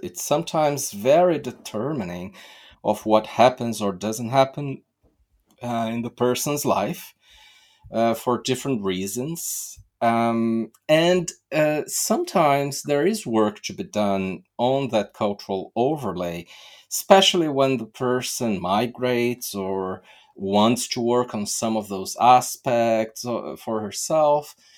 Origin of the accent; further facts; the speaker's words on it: Brazil; I'm from Brazil